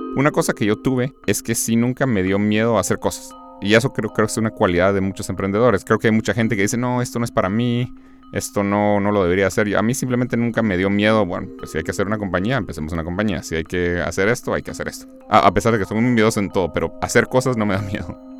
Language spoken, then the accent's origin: Spanish; Guatemala; now in United States; soy de Guatemala.